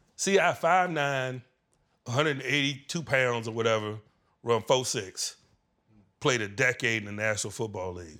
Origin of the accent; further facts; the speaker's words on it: Virginia, United States; moved away; being a Virginia boy, growing up in the V A in the eighties